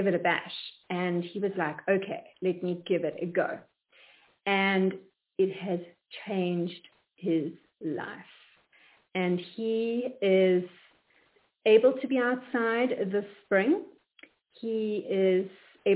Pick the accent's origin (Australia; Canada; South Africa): South Africa; moved away as an adult; now in Atlanta, United States; we come from South Africa